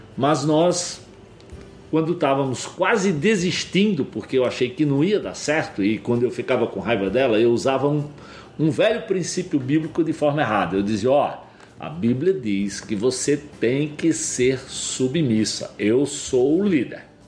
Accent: Pernambuco, Brazil; moved away as an adult; also born or lived in São Paulo; eu sou nordestino, como eles disseram, lá de Pernambuco. E criado bem no sertão

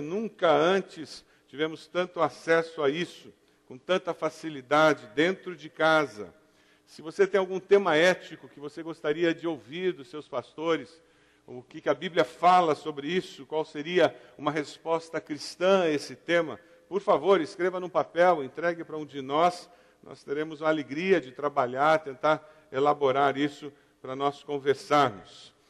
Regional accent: southern Brazil, Brazil; particularmente no sul do Brasil, a gente tem a desculpa do eu sou italiano

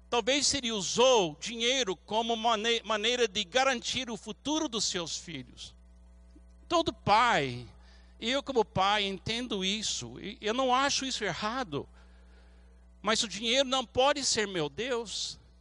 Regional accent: United States; Portuguese is a second language; now in Brazil; como americano

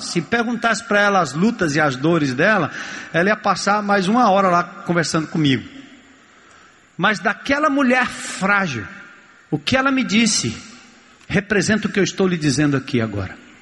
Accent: São Paulo, Brazil; eu nasci e me criei em São Paulo

